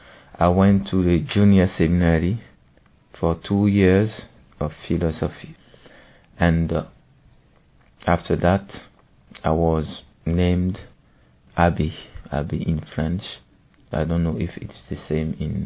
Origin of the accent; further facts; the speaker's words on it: Burkina Faso; I come from Burkina Faso. When I was a child, my mother made me discover the gospel.